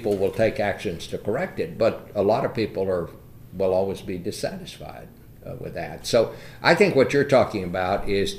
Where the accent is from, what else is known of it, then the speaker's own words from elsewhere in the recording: Fort Worth, Texas, United States; I went to high school in Fort Worth